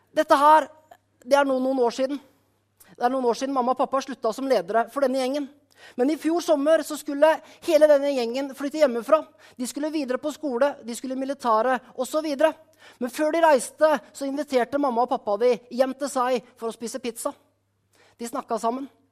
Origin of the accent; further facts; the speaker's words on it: Skien, Telemark, Norway; menigheten hjemme i Skien